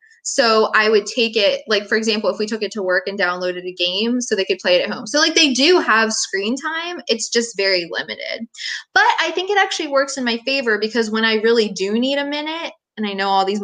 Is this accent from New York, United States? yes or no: no; Pennsylvania, United States; now in Fayetteville, United States; I'm from Pennsylvania